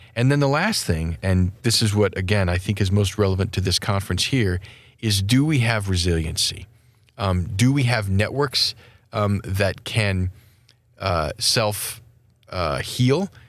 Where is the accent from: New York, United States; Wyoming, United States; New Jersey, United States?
Wyoming, United States; my home state of Wyoming